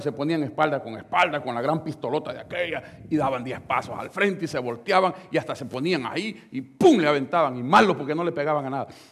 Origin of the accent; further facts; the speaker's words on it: El Salvador; la iglesia donde nosotros venimos del Salvador